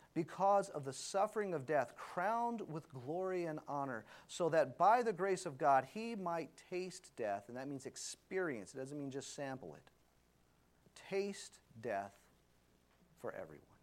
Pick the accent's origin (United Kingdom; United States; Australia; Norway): United States; Louisiana; I was a big New Orleans Saints fan because I grew up in Louisiana.